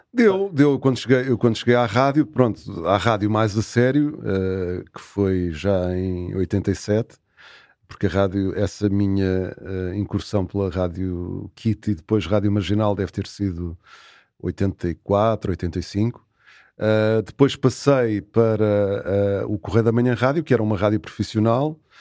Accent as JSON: {"language": "Portuguese", "town": "Carcavelos", "region": "Lisbon", "country": "Portugal", "tie": "born or raised there", "moved": "as an adult", "said": "Quase, quase terra natal, mas foi aqui que eu vivi grande parte da, da minha juventude"}